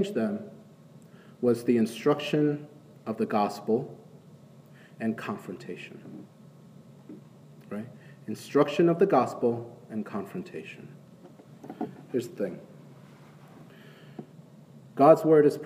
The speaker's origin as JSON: {"language": "English", "region": "Northeast", "country": "United States", "tie": "born or raised there", "moved": "yes", "lives_now": "Atlanta, United States", "said": "Growing up in the Northeast"}